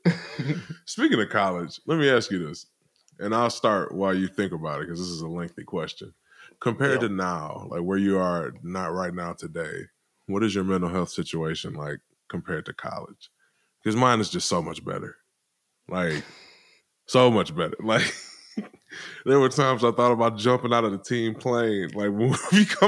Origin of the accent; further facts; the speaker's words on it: Detroit, Michigan, United States; I'm from Detroit, Michigan. Grew up in urban Detroit